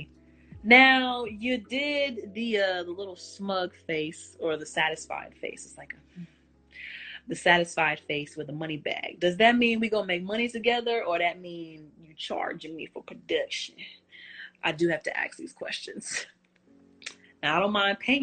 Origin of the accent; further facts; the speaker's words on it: Texas, United States; I'm from Texas